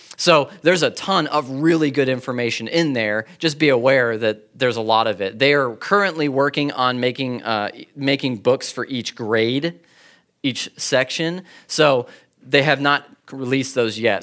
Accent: California, United States; I'm from California.

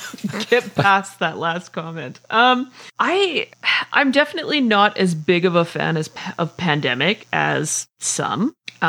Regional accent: Canada; I'm Canadian.

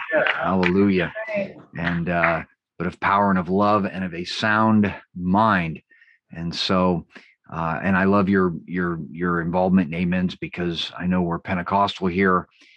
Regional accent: West Coast, United States; I tend to talk fast, you know, I'm from the West Coast

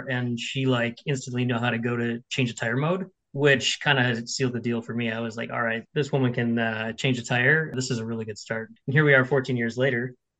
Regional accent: Milwaukee, Wisconsin, United States; back in the 70s when I was growing up in Milwaukee, Wisconsin

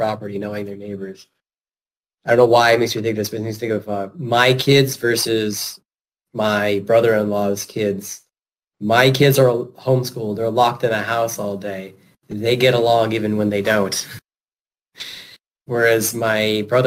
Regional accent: New York, United States; now in Maryland, United States; Public restrooms in my hometown in New York are always clean. But that's a rural farm area

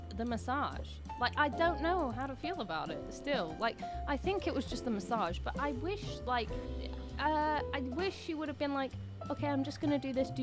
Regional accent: England, United Kingdom; we're too English to do anything

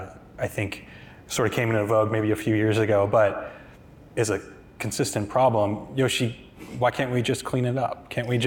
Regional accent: Snohomish County, Washington, United States; I think in growing up in Snohomish County, just north of King County here

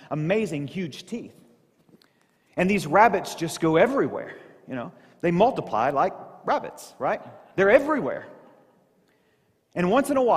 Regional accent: Southeast Missouri, United States; moved away; I grew up in Southeast Missouri.

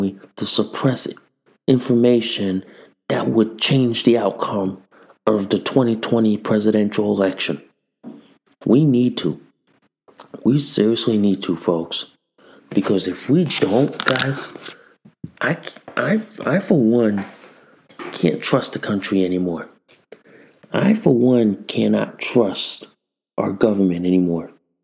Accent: United States; as an American citizen

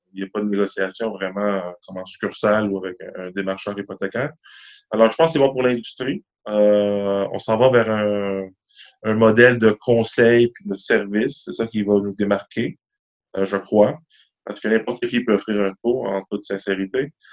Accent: Montreal, Quebec, Canada; Moi, j'ai grandi à Ville d'Anjou, dans l'est de la ville

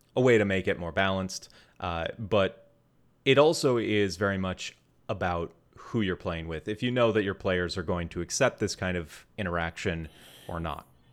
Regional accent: Wisconsin, United States; I grew up in Wisconsin

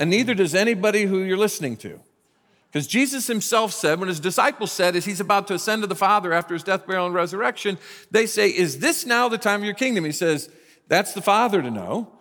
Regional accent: United States; I'm a very proud American, I'm glad I was born in this country

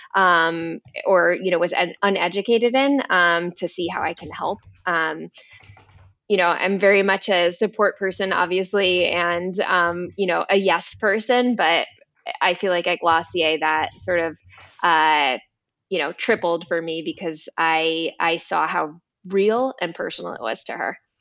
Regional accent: East Coast, United States; moved away; I'm originally from the East Coast

